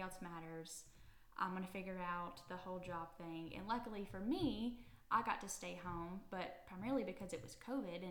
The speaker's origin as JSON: {"language": "English", "area": "Grundy County", "region": "Tennessee", "country": "United States", "also_born_or_lived": "Chattanooga, Tennessee", "moved": "as an adult", "lives_now": "Cookeville, United States", "said": "I'm originally from Chattanooga, and wasn't born and raised there. I'm actually from Grundy County"}